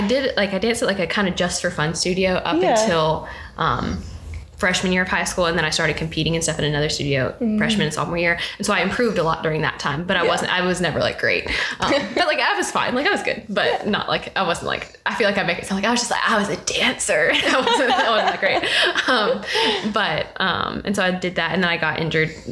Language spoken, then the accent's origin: English; Memphis, Tennessee, United States; I grew up in Memphis, or a suburb of Memphis. People like to roast me for saying I'm from Memphis when I'm actually from Cordova